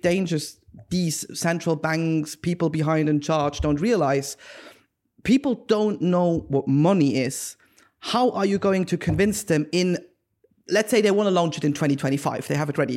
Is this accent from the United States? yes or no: no; Switzerland; moved away; I am originally from Switzerland, and in the German-speaking area of Europe